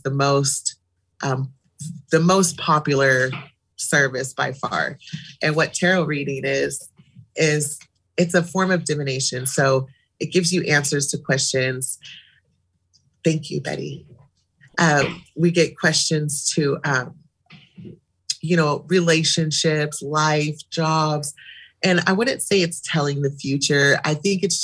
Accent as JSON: {"language": "English", "town": "Eugene", "region": "Oregon", "country": "United States", "tie": "born or raised there", "said": "I was born and raised in Eugene"}